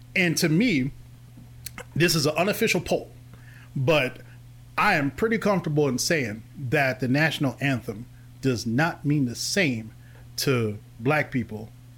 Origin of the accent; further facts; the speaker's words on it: Louisville, Kentucky, United States; I'm originally from Louisville, Kentucky. You can tell I'm from Louisville because I say Louisville.